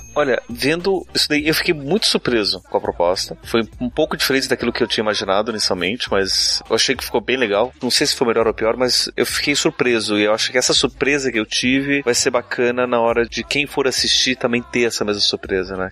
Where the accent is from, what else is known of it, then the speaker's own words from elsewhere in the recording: Curitiba, Paraná, Brazil; Eu sou de Curitiba